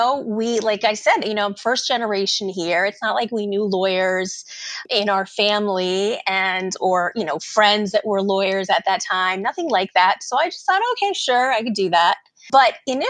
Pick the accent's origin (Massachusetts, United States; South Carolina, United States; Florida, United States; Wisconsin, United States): Florida, United States; Miami; also born or lived in Brooklyn, New York / Hialeah, Florida; I grew up, though, in Miami. I came to Miami when I was just 2 years old, and I've pretty much lived here my whole life